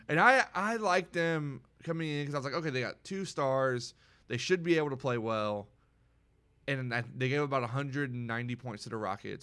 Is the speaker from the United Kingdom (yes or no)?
no; the Rio Grande Valley, Texas, United States; now in Corpus Christi, United States; I'm from the Valley